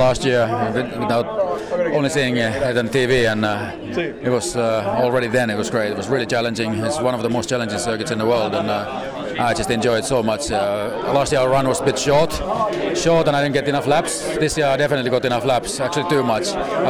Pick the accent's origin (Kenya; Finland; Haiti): Finland; English is a second language; I'm from Finland, and we have minus 20 degrees there now.